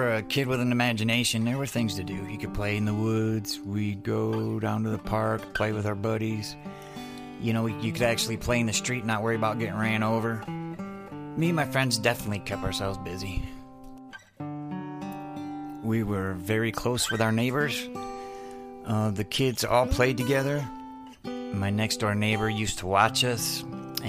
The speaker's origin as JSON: {"language": "English", "town": "Adrian", "region": "Michigan", "country": "United States", "tie": "born or raised there", "moved": "yes", "said": "I was born in Adrian, Michigan"}